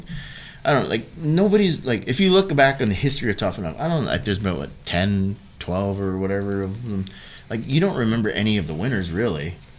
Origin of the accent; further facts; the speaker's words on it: Hawaii, United States; moved away as an adult; also born or lived in Sacramento, California; my background, I was born and raised in Hawaii.